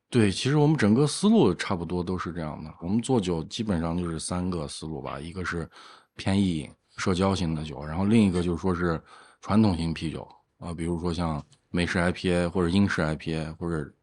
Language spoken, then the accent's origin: Chinese; Lanzhou, Gansu, China; also born or lived in Shenyang; now in Xi'an, China; 我老家是兰州，然后哦。上学一直在沈阳，毕业之后才来到西安的，一共可能有三四年时间吧